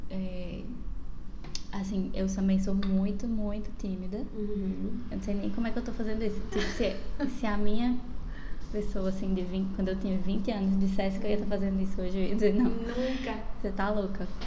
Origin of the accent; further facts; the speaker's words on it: Natal, Rio Grande do Norte, Brazil; Sou daqui de Natal, é, tenho 26 anos